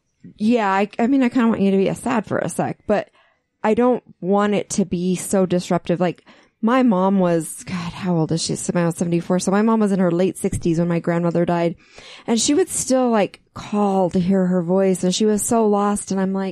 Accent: Utah, United States; I grew up here as a Catholic.

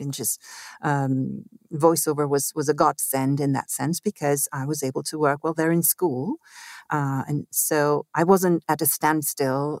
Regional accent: Mexico City, Mexico; also born or lived in Italy; I grew up in Mexico City, actually. I was born in Italy

